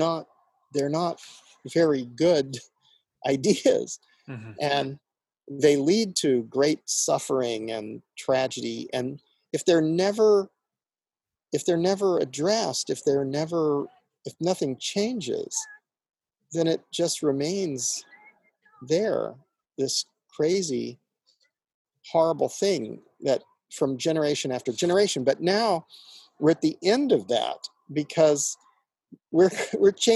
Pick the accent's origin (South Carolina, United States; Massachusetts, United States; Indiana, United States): Indiana, United States; I grew up in Indiana